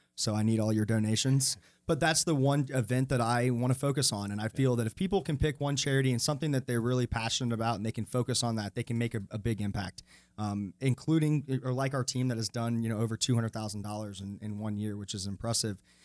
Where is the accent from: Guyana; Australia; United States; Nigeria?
United States; Atlanta, Georgia; now in Charlotte, United States; I grew up in Atlanta, and Atlanta's just kinda that big city